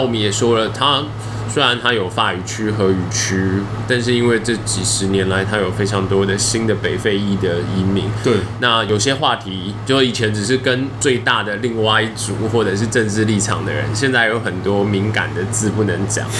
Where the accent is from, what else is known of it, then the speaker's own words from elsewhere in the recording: Taiwan; 身为台湾人